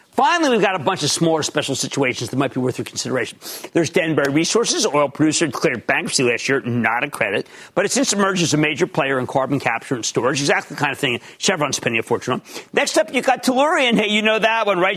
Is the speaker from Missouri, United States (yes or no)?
no; Philadelphia, Pennsylvania, United States; also born or lived in New Jersey; we're from Philly.